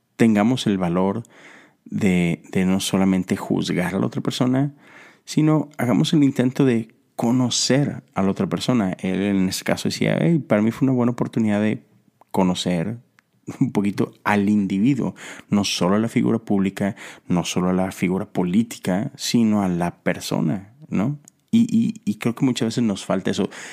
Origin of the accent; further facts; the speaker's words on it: Mexico; now in United States; Yo soy mexicano, pero vivo en Estados Unidos. Y volteo a mi país, a México